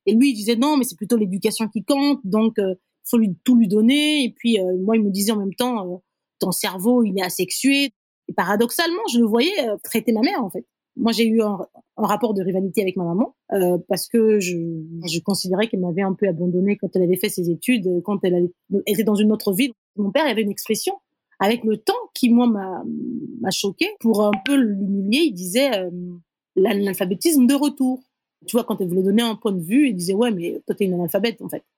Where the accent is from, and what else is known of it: Brazzaville, Republic of the Congo; born or raised there; first language Kituba; French is a second language; moved away as an adult; also born or lived in Dolisie, Republic of the Congo; now in Ouagadougou, Burkina Faso